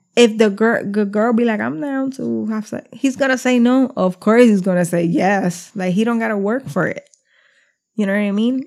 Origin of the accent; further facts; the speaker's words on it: New Jersey, United States; we're from Jersey